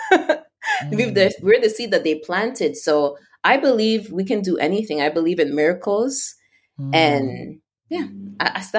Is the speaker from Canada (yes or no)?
yes; Canada; and like as a Canadian, it's not super hard.